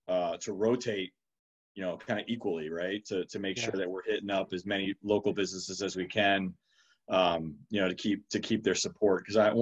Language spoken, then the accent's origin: English; Detroit, Michigan, United States; But I'm from Michigan originally. I'm from Detroit and proud Michigan State grad. But no, relocated to the southeast about 12 years ago and call this home.